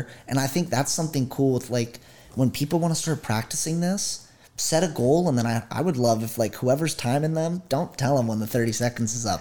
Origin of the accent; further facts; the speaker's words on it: Maryland, United States; moved away as an adult; now in Washington, United States; I'm from Maryland, and I moved out here 6 months ago